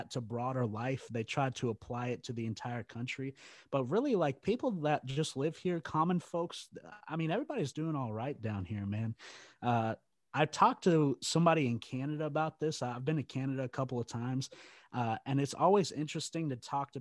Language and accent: English; Texas, United States; being from Texas, obviously that's just a cultural norm. That's something we do here